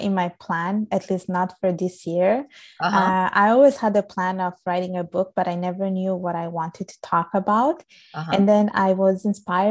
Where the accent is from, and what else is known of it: Italy; born or raised there